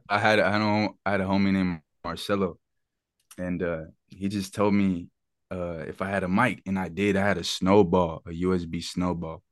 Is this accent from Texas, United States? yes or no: no; Charlotte, North Carolina, United States; growing up in Charlotte as, as a teen, bro, I, we grew up in a fucking, in the city